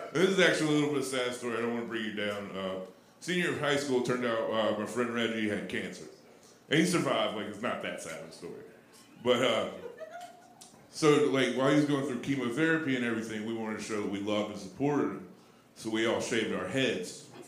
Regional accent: North Alabama, United States; now in Boston, United States; I come from a nice uh, small town in North Alabama

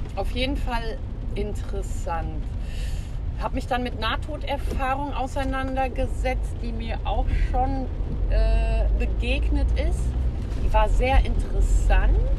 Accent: Hesse, Germany; Hier bei uns in Hesse

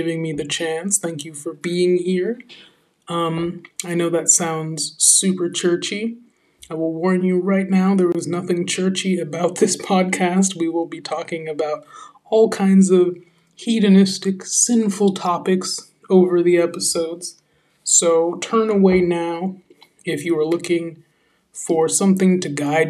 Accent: San Francisco, California, United States; moved away as an adult; also born or lived in New York City / London / Paris; now in France; I come from San Francisco, California, actual San Francisco, where I was born and raised.

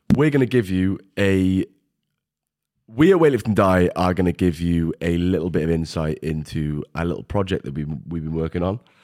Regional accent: Welsh, Wales, United Kingdom; We're Welsh, we're about twenty years back.

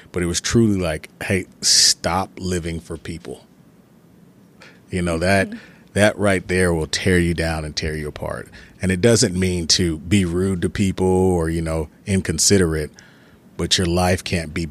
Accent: Texas, United States; also born or lived in Germany; I spent my first through fourth grade in Germany and came back in fifth grade to Texas.

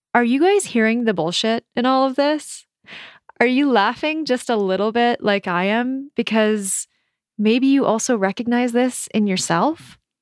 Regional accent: Minnesota, United States; moved away as an adult; also born or lived in San Francisco / New York / Melbourne / Edinburgh; moving out of my home state of Minnesota

